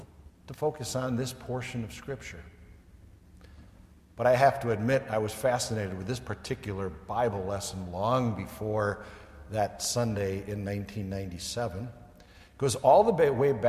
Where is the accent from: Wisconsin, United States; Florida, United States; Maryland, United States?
Wisconsin, United States; moved away as an adult; also born or lived in central Indiana; I was a Wisconsin boy